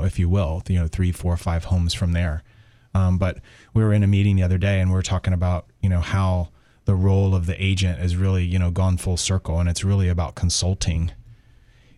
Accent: Tampa, Florida, United States; I was born and raised in Tampa

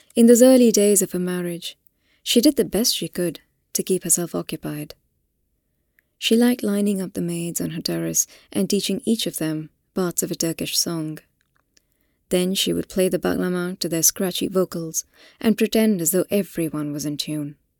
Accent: Hyderabad, Telangana, India; moved away; this is my own city. I'm from Hyderabad

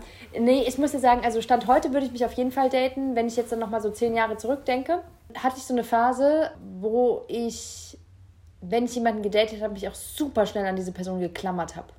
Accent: Rhineland-Palatinate, Germany; ich bin ja Pfälzer

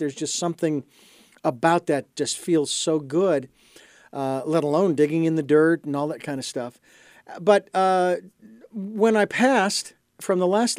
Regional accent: Phoenix, Arizona, United States; I was born and raised in Phoenix, Arizona, in the heart of suburbia

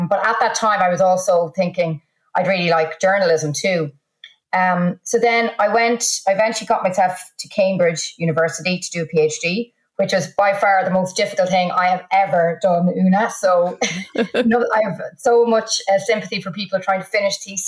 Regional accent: Trim, County Meath, Ireland; moved away as an adult; also born or lived in Brussels, Belgium; now in Washington, United States; I'm from Trim, County Meath, and I went to my local school, Scoilwyr in Trim

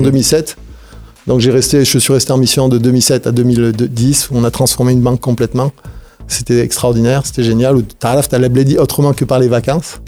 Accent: France; now in Tunisia; je suis né en France, mon lot de France, où j'ai eu un parcours euh، très classique, de Tunisien à l'étranger

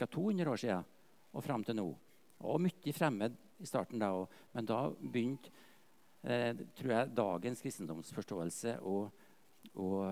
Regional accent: Trøndelag, Norway; moved away; Jeg er jo fra Nord-Trøndelag, egentlig. Slekter fra Verdalen, Stiklestad

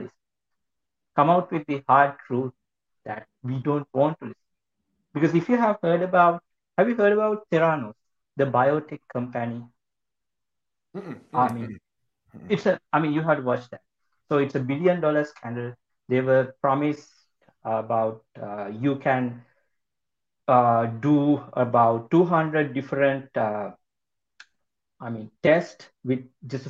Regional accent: Sri Lanka; moved away; my home country. Sri Lanka

